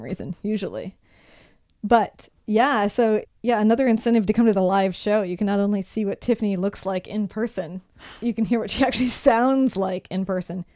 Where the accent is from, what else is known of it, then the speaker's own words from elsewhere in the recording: Brainerd, Minnesota, United States; my hometown of Brainerd, Minnesota